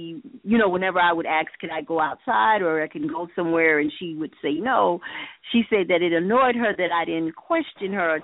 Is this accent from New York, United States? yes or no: no; Miami, Florida, United States; I am a Miami native, born and raised in Miami, Florida